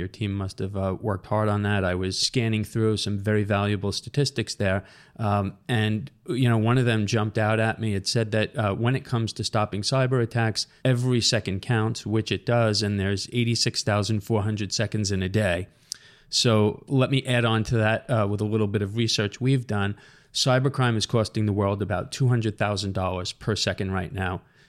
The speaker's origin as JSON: {"language": "English", "area": "Long Island", "region": "New York", "country": "United States", "said": "We're both from Long Island. We're both headquartered here."}